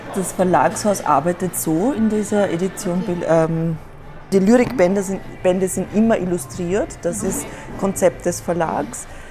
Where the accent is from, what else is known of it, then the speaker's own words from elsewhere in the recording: Korneuburg, Lower Austria, Austria; moved away as an adult; also born or lived in Vienna, Austria; now in Berlin, Germany; ich bin leider in Korneuburg geboren und nicht in Wien